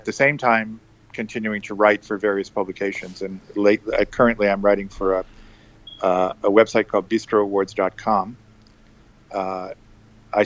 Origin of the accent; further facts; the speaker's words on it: New Hampshire, United States; moved away as an adult; now in New York, United States; I grew up in New Hampshire and came here to go to Columbia